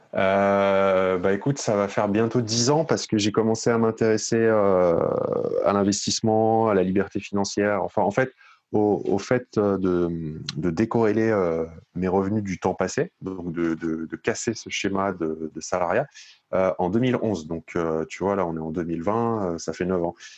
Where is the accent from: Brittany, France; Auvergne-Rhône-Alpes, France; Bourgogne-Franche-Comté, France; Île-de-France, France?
Île-de-France, France; Paris region; moved away as an adult; now in Bordeaux, France; moi, je suis originaire de la région parisienne. Euh, je suis né, j'ai grandi et vécu euh, jusqu'à mes 30 ans euh, en, un, peu dans, enfin, euh, un peu à Paris et puis beaucoup dans les Hauts-de-Seine